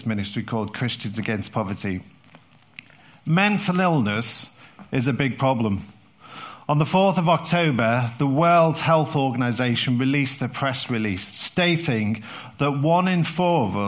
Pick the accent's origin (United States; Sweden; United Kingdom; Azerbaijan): United Kingdom; London; being from South London